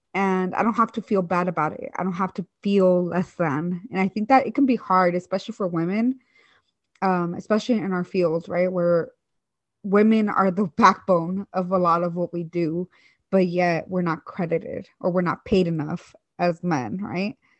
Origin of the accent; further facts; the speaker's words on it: Hayward, California, United States; also born or lived in Michoacán, Mexico; I grew up in the East Bay um, in this city or like town called Hayward